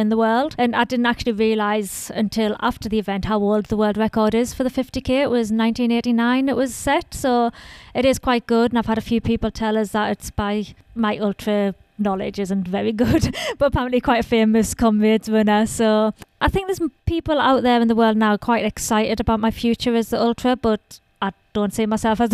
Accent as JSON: {"language": "English", "town": "Sunderland", "region": "North East England", "country": "United Kingdom", "said": "I'm from Sunderland in northeast of England."}